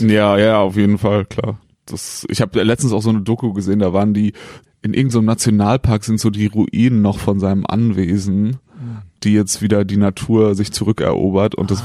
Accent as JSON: {"language": "German", "area": "a small village near Heidelberg", "region": "Baden-Württemberg", "country": "Germany", "tie": "born or raised there", "also_born_or_lived": "Siegen", "said": "Ich bin in einem kleinen Dorf äh, in der Nähe von Heidelberg aufgewachsen und äh, da komme ich her"}